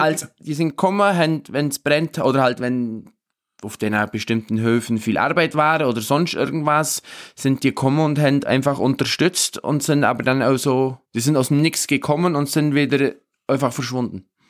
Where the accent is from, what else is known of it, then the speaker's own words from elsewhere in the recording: Obermaiselstein, Bavaria, Germany; bei uns in Obermeiselstein, wir haben da vor der Haustüre den Hirschsprung.